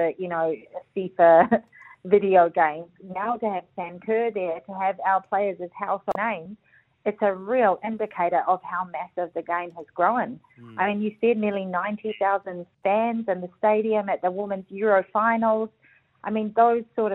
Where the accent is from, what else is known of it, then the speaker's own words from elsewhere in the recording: New Zealand; being a Kiwi